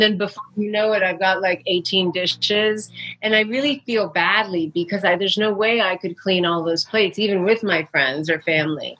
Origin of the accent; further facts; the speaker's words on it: New York City, New York, United States; I grew up in New York City